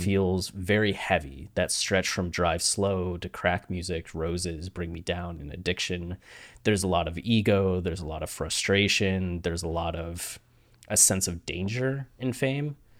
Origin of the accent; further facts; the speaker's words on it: Ohio, United States; moved away; also born or lived in Australia; you grew up in Ohio, like me